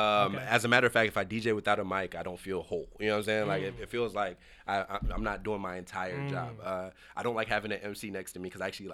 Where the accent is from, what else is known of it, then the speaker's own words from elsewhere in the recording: the South, United States; And I'm from the South.